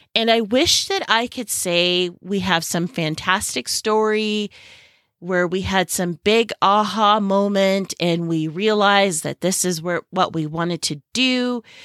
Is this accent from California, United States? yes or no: yes; Silicon Valley, California, United States; moved away as an adult; now in Southern Arizona, United States; I grew up in the Silicon Valley of California